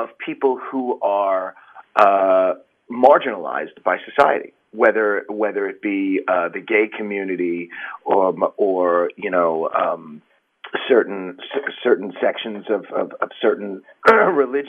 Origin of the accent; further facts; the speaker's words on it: Long Island, New York, United States; also born or lived in Bronx, New York / Manhattan, New York; I was born in the Bronx. And grew up on Long Island and in Manhattan